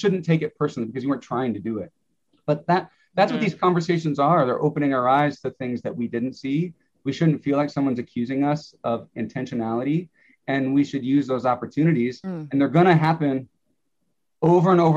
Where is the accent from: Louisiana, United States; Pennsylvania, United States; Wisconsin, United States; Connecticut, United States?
Wisconsin, United States; I'm from Wisconsin. We're the dairy state